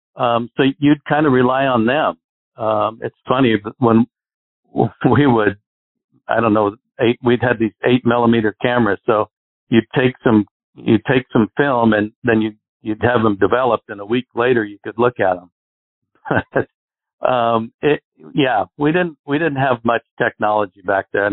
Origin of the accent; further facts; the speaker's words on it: Arizona, United States; I grew up in Arizona where we get no wind here